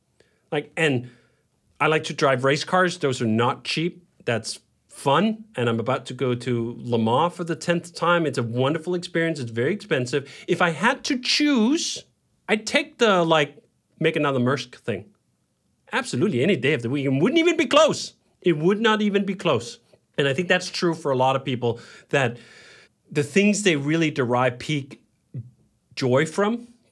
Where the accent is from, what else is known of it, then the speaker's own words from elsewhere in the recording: Denmark; And I lived that life too, growing up in Denmark.